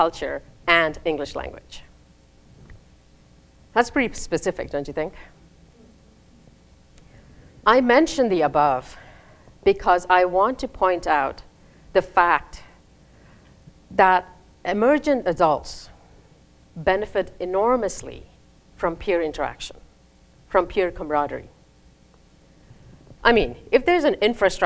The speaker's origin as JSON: {"language": "English", "country": "India", "tie": "born or raised there", "also_born_or_lived": "Raleigh, United States", "moved": "as an adult", "lives_now": "United States", "said": "I moved from India, where I finished my K through 12, to the United States"}